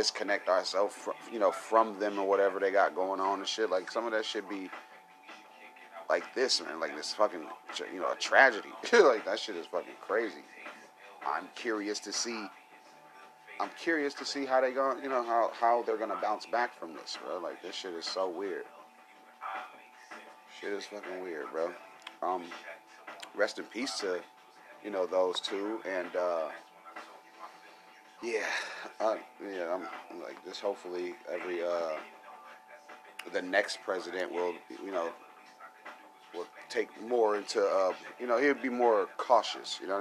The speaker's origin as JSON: {"language": "English", "country": "United States", "said": "I'm American"}